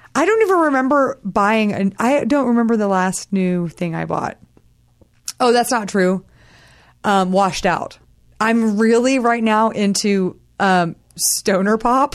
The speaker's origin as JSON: {"language": "English", "region": "Texas", "country": "United States", "said": "I'm from Texas"}